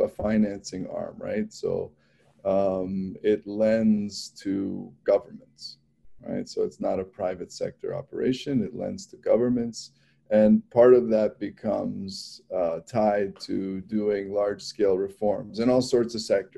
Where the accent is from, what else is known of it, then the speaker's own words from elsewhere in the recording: Toronto, Ontario, Canada; also born or lived in Washington, D.C.; now in Chicago, United States; So I'm Canadian. I mean, I grew up in Toronto